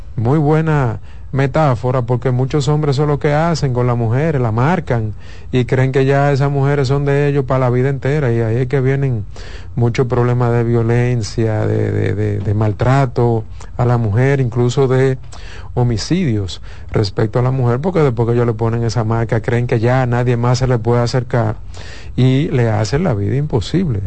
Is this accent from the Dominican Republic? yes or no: yes; Dominican Republic; nosotros dominicanos